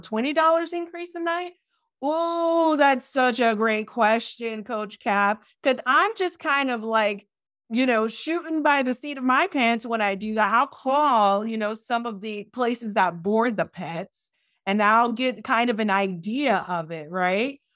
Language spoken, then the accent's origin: English; Miami, Florida, United States; I'm from Miami.